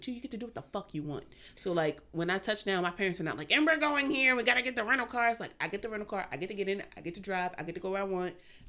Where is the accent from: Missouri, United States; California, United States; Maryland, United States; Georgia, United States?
Maryland, United States; Baltimore; My mama was raised on, like, in the projects of East Baltimore.